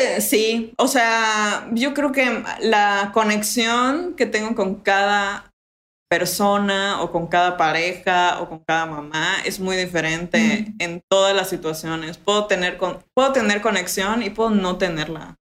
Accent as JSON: {"language": "Spanish", "town": "Mérida", "region": "Yucatán", "country": "Mexico", "also_born_or_lived": "England / France / Playa del Carmen", "accent": "Yucatecan", "said": "me regresé aquí a Mérida"}